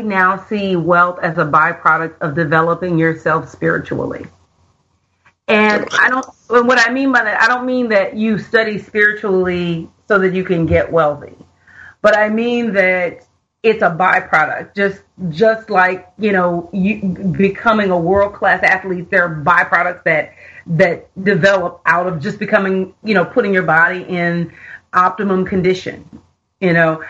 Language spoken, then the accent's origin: English; Houston, Texas, United States; moved away as an adult; also born or lived in Philadelphia; now in Los Angeles, United States; I am originally from Houston, Texas